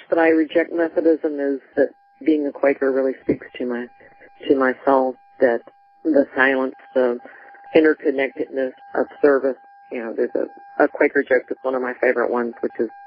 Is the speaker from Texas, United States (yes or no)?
yes; Texas, United States; I was from Texas, too